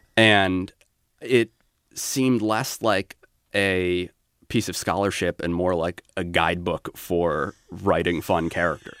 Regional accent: Alaska, United States; I grew up in Alaska

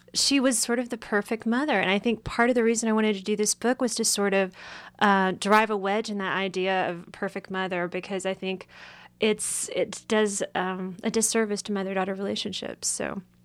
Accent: East Tennessee, United States; accent: hillbilly; moved away; I'm from East Tennessee

